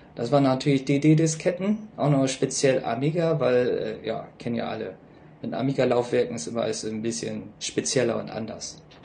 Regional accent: Bremen, Germany; moved away; also born or lived in Seoul, South Korea; Ich bin Jahrgang 1980 in Bremen geboren

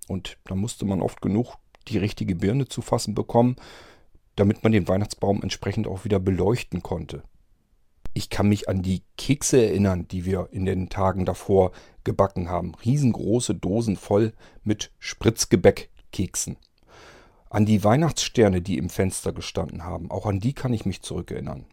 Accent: Barenburg, Lower Saxony, Germany; moved away as an adult; also born or lived in Kirchlinteln / Verden; ich bin ja 1988 mit 18 Jahren aus meiner alten Heimat dann äh, umgezogen in meine dann neue Heimat und zwar von Barenburg. Das ist ein kleines Örtchen bei Sulingen

